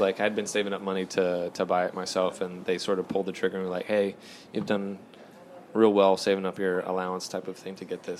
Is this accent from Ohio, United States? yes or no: no; Fayetteville, North Carolina, United States; also born or lived in California; I was born out in California, but then real early on, I was maybe like eight, and we moved to, to Fayetteville, North Carolina